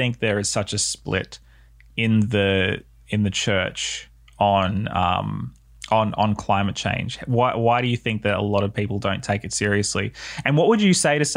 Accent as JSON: {"language": "English", "area": "Southern Highlands, near Wollongong", "region": "New South Wales", "country": "Australia", "tie": "born or raised there", "said": "I grew up in the Southern Highlands just outside of Wollongong"}